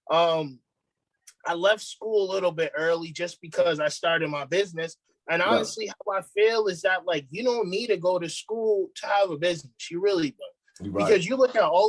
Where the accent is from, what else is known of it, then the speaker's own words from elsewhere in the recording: Boston, Massachusetts, United States; moved away as an adult; now in Atlanta, United States; I'm from Boston, Massachusetts. I just moved out to Atlanta in October.